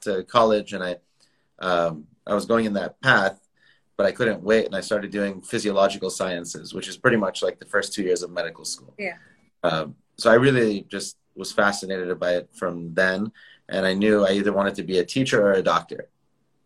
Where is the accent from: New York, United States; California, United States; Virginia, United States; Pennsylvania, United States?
California, United States; San Jose; now in Beverly Hills, United States; I was born in San Jose in Northern California.